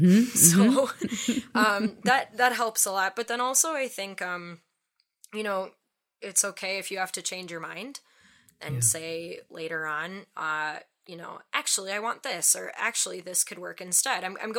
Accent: Wisconsin, United States; accent: Wisconsin; It was like so Wisconsin.

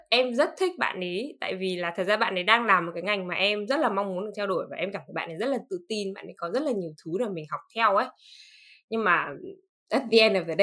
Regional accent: Northern Vietnam, Vietnam; thứ nhất là bởi vì em là người miền Bắc và em rất là thân thuộc với cái chuyện ăn phở

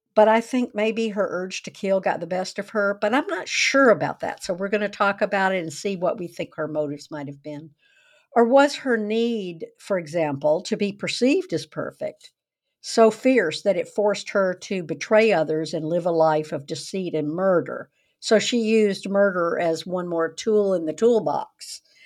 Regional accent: the South, United States; I grew up in the South

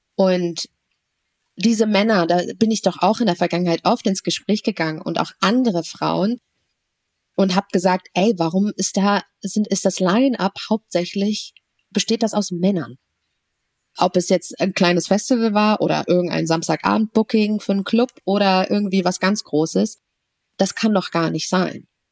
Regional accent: Germany; Ich bin zwar hier in Deutschland geboren

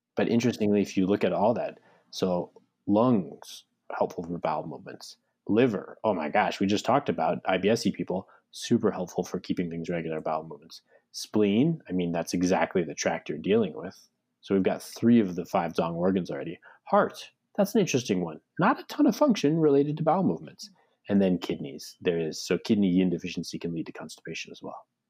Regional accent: United States; My my Chinese side of the family is Cantonese too, but we grew up in America

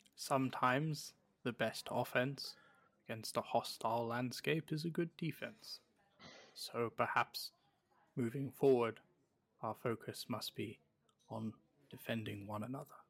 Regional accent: United Kingdom; now in American Midwest, United States; I'm a British person living in the American

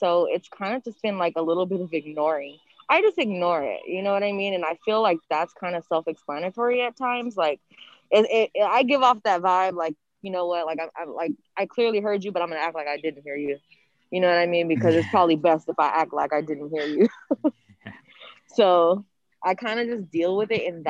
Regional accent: Oxnard, California, United States; now in Los Angeles, United States; I grew up in Oxnard, California

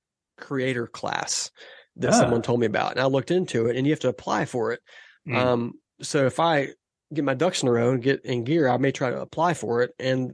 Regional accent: Los Angeles, California, United States; I'm originally from Southern California. I'm from LA. So I've got, I'm an Angels fan. Like all my family are Angels fans out there.

